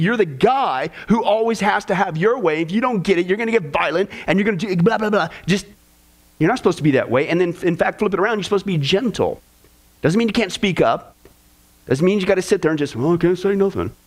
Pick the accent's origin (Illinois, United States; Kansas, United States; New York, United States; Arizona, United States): Kansas, United States; growing up in Kansas